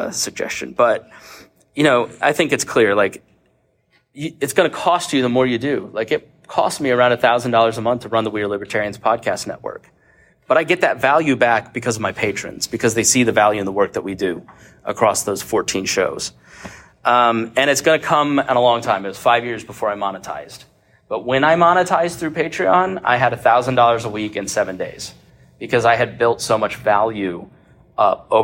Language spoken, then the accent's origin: English; Plainfield, Indiana, United States; moved to Plainfield, Indiana, where I grew up